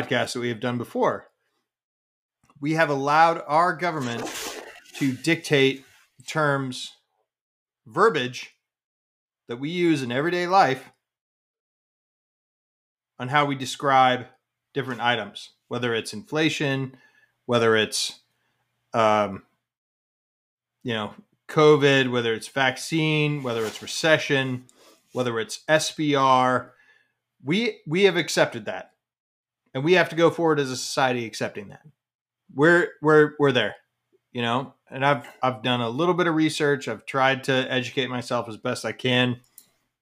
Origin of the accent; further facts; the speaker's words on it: Colorado, United States; I'm from Colorado